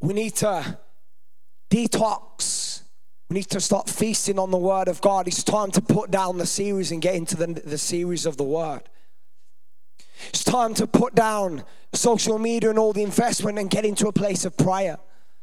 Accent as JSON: {"language": "English", "town": "Birmingham", "region": "West Midlands", "country": "United Kingdom", "said": "Hopefully you can't tell I'm from there by my accent"}